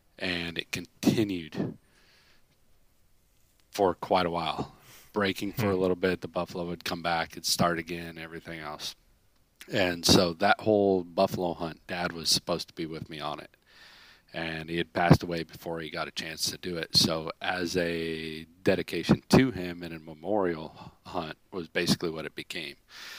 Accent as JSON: {"language": "English", "region": "Pacific Northwest", "country": "United States", "tie": "born or raised there", "said": "I grew up in the Northwest. Rain, water, thunder, lightning. That was what I grew up around."}